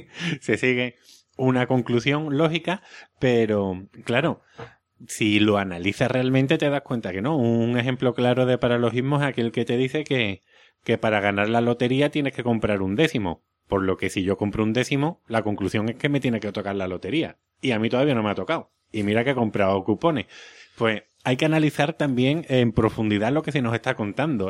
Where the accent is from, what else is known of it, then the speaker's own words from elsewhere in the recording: Seville, Andalusia, Spain; accent: Sevillian; mi acento sevillano